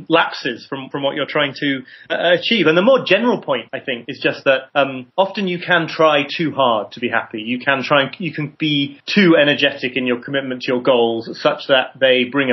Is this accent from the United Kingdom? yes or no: yes; United Kingdom; I'm British too